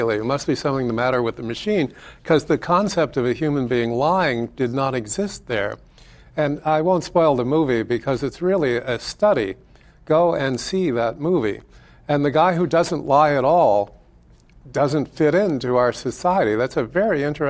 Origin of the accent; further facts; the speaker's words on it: United States; I'm an American